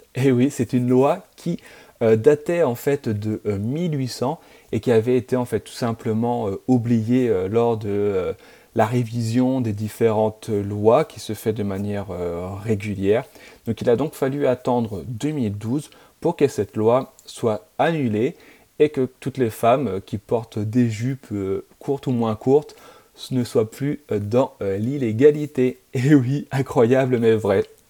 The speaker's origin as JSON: {"language": "French", "country": "France", "said": "je suis français"}